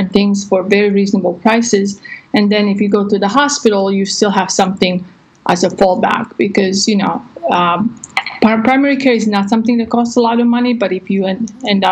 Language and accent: English; Croatia; now in Texas, United States; I'm actually from Croatia, but I've been in the States for 20-some